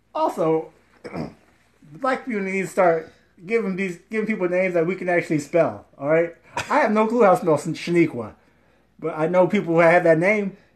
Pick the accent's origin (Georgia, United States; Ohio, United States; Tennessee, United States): Ohio, United States; I'm from Ohio